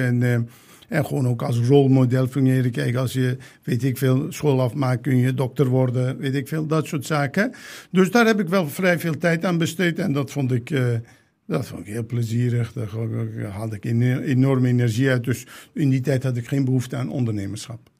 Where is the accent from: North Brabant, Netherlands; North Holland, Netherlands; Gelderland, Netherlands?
North Brabant, Netherlands; 's-Hertogenbosch; Dutch is a second language; moved away as an adult; also born or lived in Turkey / The Hague; ik ben in Den Bosch opgegroeid